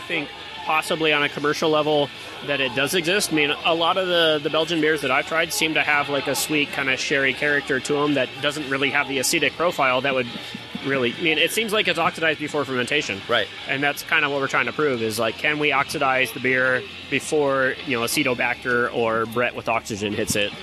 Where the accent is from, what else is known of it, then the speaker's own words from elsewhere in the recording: Mesa, Arizona, United States; also born or lived in Phoenix, Arizona; now in Rancho Cucamonga, United States; I was born in Phoenix, raised in Mesa